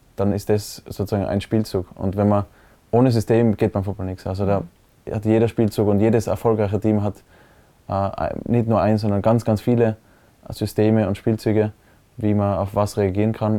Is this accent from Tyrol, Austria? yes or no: yes; Innsbruck, Tyrol, Austria; also born or lived in Hall in Tirol; ich habe in Innsbruck immer gewohnt, aber geboren bin ich in Hall